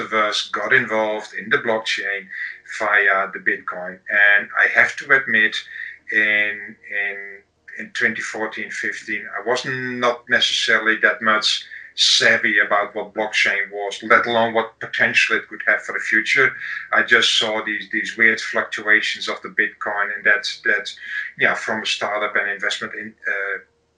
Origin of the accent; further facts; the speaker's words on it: Amsterdam, North Holland, Netherlands; I'm from Amsterdam in the Netherlands